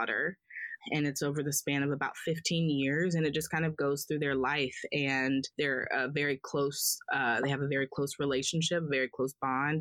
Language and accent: English; Columbia, South Carolina, United States; moved away as an adult; also born or lived in Spartanburg, South Carolina; I'm from Columbia.